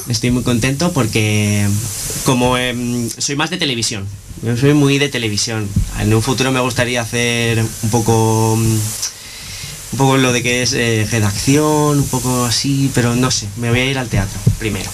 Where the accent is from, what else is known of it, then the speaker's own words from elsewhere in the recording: Palma, Balearic Islands, Spain; moved away as an adult; now in Granada, Spain; de, las Islas Baleares, ah. de la Isla Grande, de Palma de Mallorca